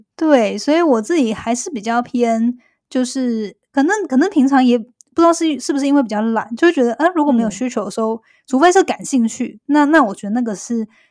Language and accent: Chinese; Taiwan; moved away; 因为我是两年前搬回来嘛，虽然我在台湾长大